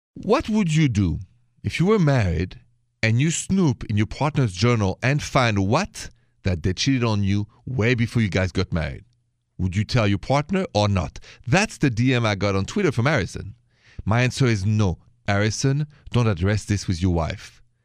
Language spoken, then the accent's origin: English; Paris, Île-de-France, France; accent: French; English is a second language; moved away; my accent is French.